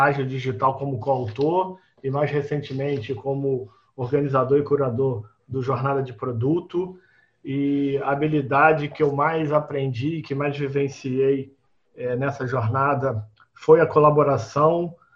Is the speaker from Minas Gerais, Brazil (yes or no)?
no; Rio de Janeiro, Brazil; sou do Rio de Janeiro